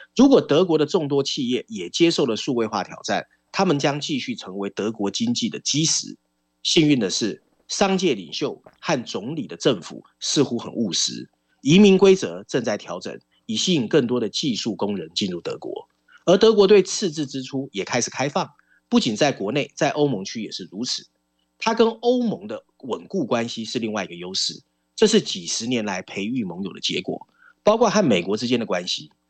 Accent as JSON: {"language": "Chinese", "country": "Taiwan", "tie": "born or raised there", "said": "我们在这边长大"}